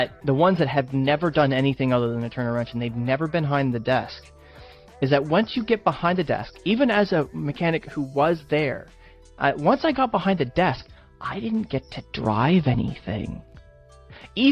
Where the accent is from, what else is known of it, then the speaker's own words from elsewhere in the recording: Canada; I'm Canadian